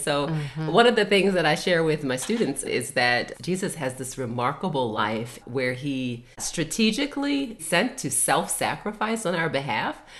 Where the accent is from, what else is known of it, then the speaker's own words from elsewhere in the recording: Baltimore, Maryland, United States; I'm originally from Baltimore, Maryland. That's where my mom and my dad and my and my grandma uh, currently live, and that is where I was born and raised and educated